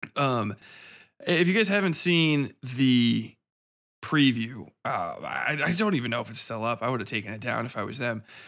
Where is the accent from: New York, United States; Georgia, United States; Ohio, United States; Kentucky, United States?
Ohio, United States; Cincinnati; I grew up in Cincinnati even, and it just gets hot where I am, uh, in the Midwest.